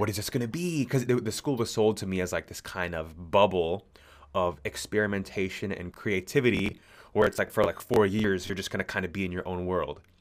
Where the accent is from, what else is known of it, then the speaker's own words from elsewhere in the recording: California, United States; moved away as an adult; now in Sydney, Australia; I was born and raised in California